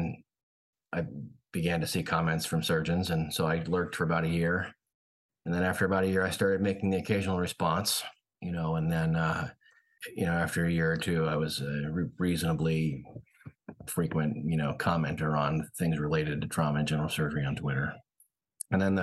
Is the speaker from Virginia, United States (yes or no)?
no; Northern California, United States; moved away as an adult; also born or lived in St. Louis, Missouri; now in Portland, United States; I grew up in Northern California.